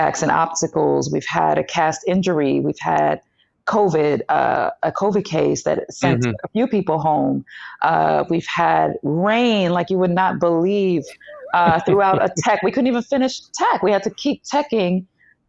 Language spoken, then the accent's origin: English; New York City, New York, United States; also born or lived in Long Island; Well, I'm from East New York, Brooklyn. Born in Coney Island, actually.